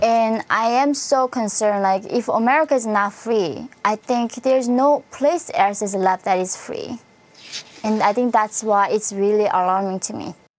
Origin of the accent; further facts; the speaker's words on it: North Korea; moved away; I come from North Korea